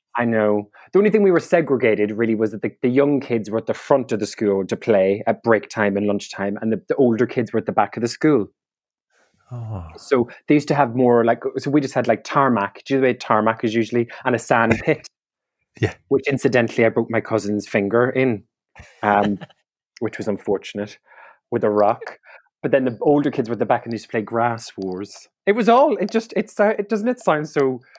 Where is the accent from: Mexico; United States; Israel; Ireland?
Ireland; County Donegal; now in London, United Kingdom; I'm a comedian, improviser, and comedy writer from Donegal in Ireland